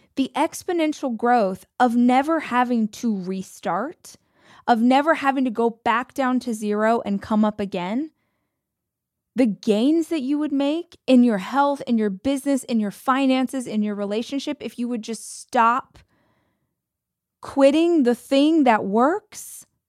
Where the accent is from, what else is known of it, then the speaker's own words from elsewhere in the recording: United States; I'm American